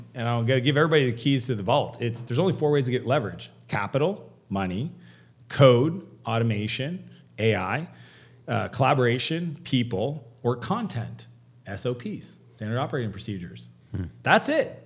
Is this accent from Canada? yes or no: yes; Canada; I'm Canadian.